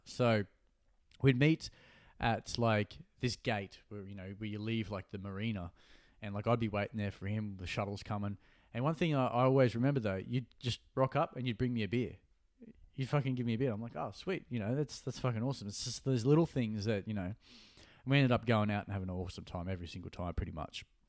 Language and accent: English; Gold Coast, Queensland, Australia; born or raised there